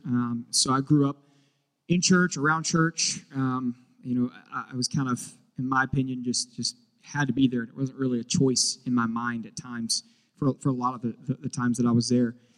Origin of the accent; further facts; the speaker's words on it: Charlotte, North Carolina, United States; moved away as an adult; now in Houston, United States; I am from originally from Charlotte and uh, moved here to Charlotte, North Carolina. Moved to Houston, Texas, uh, five and a half, almost six years ago